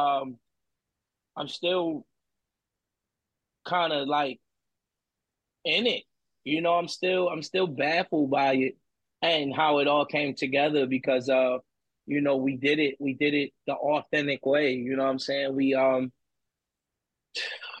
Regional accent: Baltimore, Maryland, United States; I'm from Baltimore

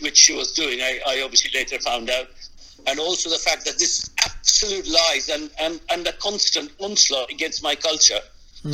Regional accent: Kolkata, West Bengal, India; moved away as an adult; now in United Kingdom; I came to the UK in 1985, and and during the first few years, whenever whenever I said to somebody I was from Calcutta

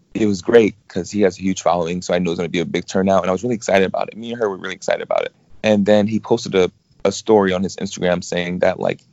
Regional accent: New York City, New York, United States; moved away as an adult; now in California, United States; I'm from Brooklyn, New York. I moved to California around maybe 5 or 6 years ago

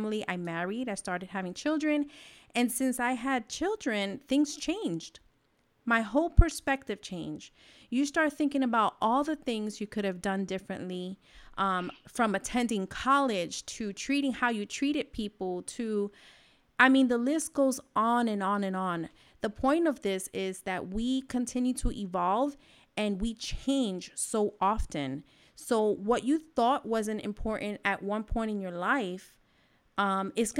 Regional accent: New York, United States; I'm from New York.

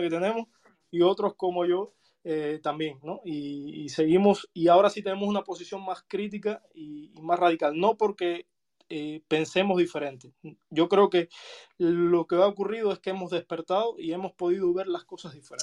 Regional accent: Cuba; moved away as an adult; yo salí de Cuba en el año 2019

